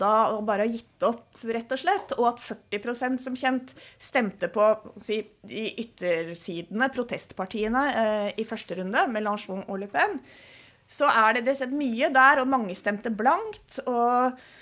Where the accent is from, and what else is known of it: Norway